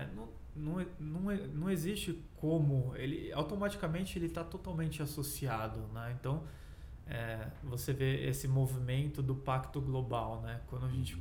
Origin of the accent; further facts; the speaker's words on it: Brazil; como pesquisador, como cidadão, como brasileiro